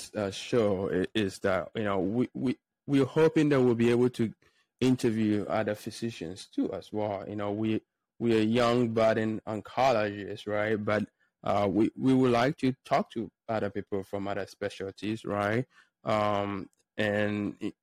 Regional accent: Ghana; now in United States; I grew up in a small village in Ghana. So I guess I consider myself Ghanaian, even though I've been in the United States for about 11 years now

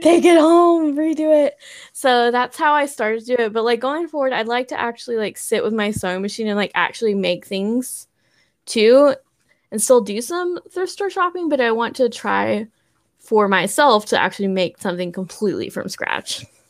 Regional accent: Texas, United States; moved away as an adult; also born or lived in Colorado; now in California, United States; I'm from Texas, and then graduated college the first time, moved to Colorado, and now I'm in California

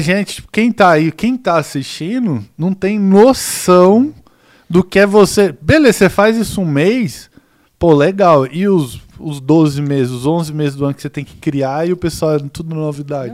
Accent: Goiás, Brazil; eu cresci em Goiás

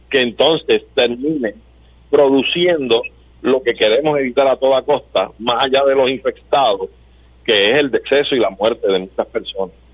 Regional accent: Puerto Rico; mi nación puertorriqueña

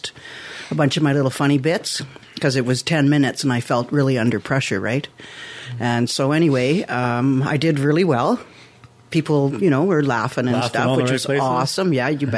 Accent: Toronto, Ontario, Canada; that's where I grew up. Yeah, that's why I'm like Humber. I was born in Humber Memorial

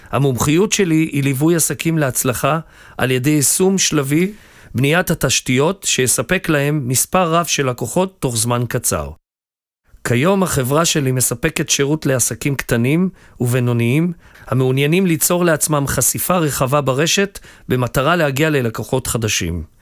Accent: Acre, Northern District, Israel; נולדתי וגדלתי בעכו, ולאחר הצבא החלטתי לחזור בתשובה.

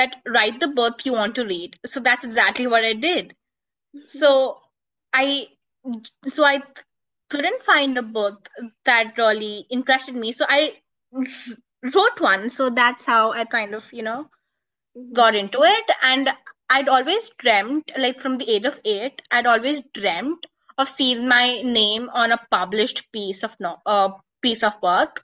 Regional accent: India; I'm a teen author, blogger, and a literature advocate, and I'm from India

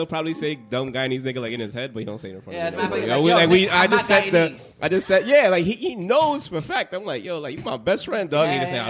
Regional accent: Iraq; I'm from. Yo, no joke. I'm from Iraq.

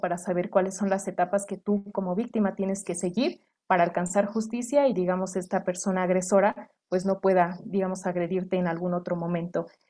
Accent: Mexico; como residentes mexicanos o, por ejemplo, en este caso, eh, desde el Estado de México, desde Tlaxcala y desde diferentes entidades de nuestro país

